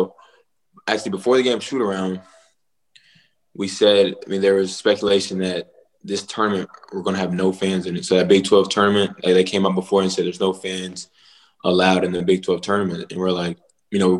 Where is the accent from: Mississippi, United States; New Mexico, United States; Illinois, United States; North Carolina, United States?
North Carolina, United States; Charlotte; moved away; back in high school, I'm from Charlotte